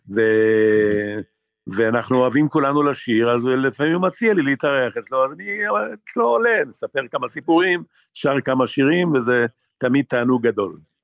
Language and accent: Hebrew; Israel; אני גדלתי בקיבוץ